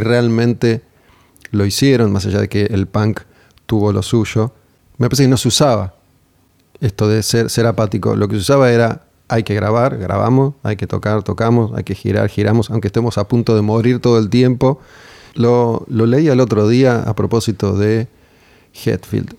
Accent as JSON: {"language": "Spanish", "country": "Argentina"}